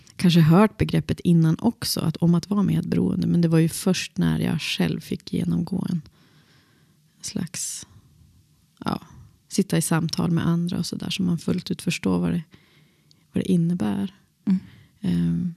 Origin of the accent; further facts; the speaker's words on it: Boliden, Västerbotten County, Sweden; jag växte upp i Boliden